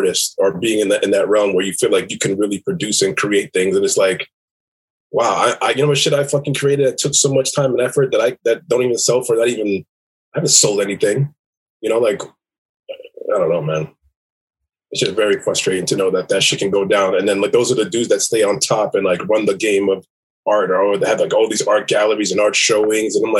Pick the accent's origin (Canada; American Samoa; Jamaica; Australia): Jamaica; I'm Jamaican